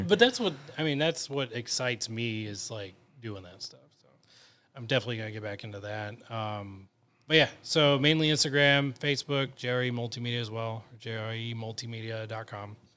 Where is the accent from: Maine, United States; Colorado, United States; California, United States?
California, United States; also born or lived in National City, California; I've lived in California my whole life